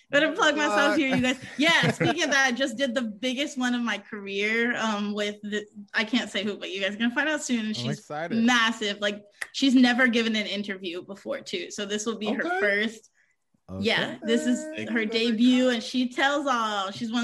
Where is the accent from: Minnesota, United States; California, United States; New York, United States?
New York, United States; born there; I bounced around through a lot of cities. I was born outside of New York City, around here.